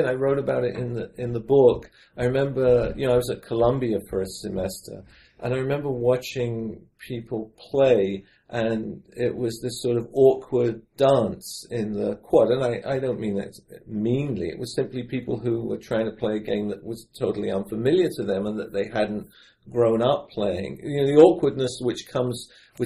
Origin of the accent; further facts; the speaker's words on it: London, United Kingdom; moved away as an adult; also born or lived in New York City; now in United States; when I was growing up in London